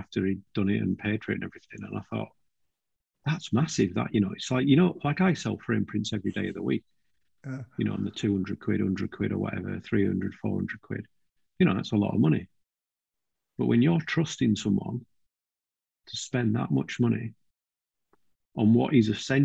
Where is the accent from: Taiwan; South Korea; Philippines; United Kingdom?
United Kingdom; Lake District, North West England; moved away as an adult; I grew up in the Lake District